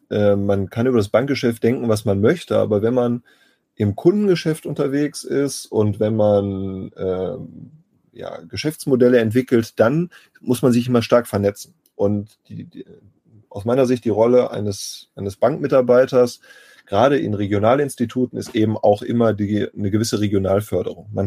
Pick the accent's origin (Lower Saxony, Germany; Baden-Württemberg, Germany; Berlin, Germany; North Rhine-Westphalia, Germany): North Rhine-Westphalia, Germany; Bielefeld; Ich bin gebürtiger Bielefelder und bin eigentlich nur fürs Studium und für die Arbeit mal weggegangen. Im Herzen und wohnhaft im Wesentlichen aber immer hier geblieben